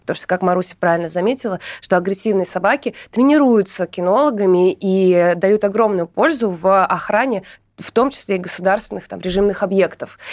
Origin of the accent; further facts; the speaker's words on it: Surgut, Khanty-Mansi Autonomous Okrug, Russia; moved away; also born or lived in Saint Petersburg; Я родом из Сургута, но Петербург был большей частью моей жизни